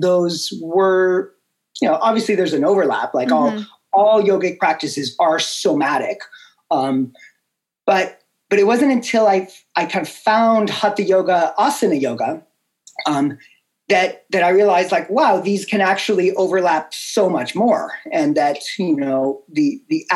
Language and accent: English; Boulder, Colorado, United States; my hometown of Boulder, Colorado